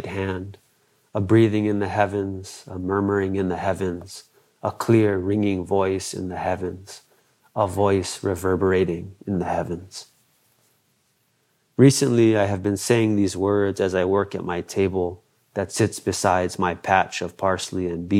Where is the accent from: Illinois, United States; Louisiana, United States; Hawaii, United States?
Hawaii, United States; That transformation is an expression of my condition as a Hawaiian in contemporary times